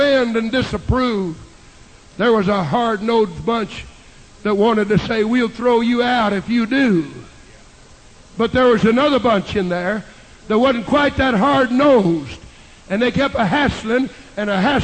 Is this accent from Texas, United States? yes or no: yes; Texas, United States; now in Kansas, United States; in this great state of Kansas, and I'm a Texan